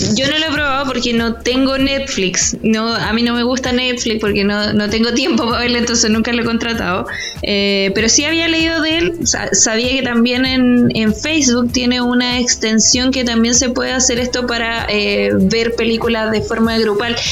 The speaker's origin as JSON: {"language": "Spanish", "region": "Biobío", "country": "Chile", "said": "somos pésimos hijos del Bio Bio"}